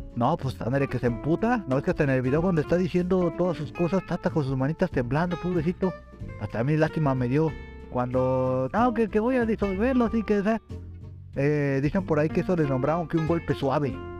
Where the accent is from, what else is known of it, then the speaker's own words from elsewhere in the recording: Mexico; somos mexicanos